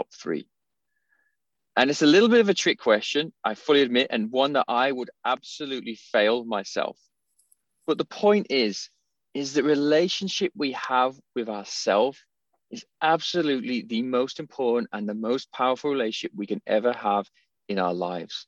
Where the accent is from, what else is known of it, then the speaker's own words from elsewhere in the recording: England, United Kingdom; I'm from England, I'm a cup of tea guy